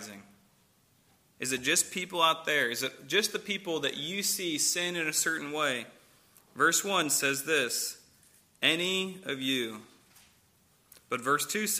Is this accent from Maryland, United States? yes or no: no; St. Louis, Missouri, United States; moved away; I'm from St. Louis